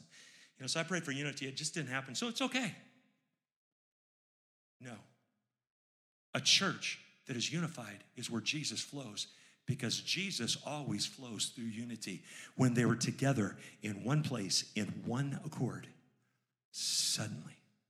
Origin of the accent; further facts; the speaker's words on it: Baltimore, Maryland, United States; I'm from Baltimore. And in Baltimore, we don't have those kind of people.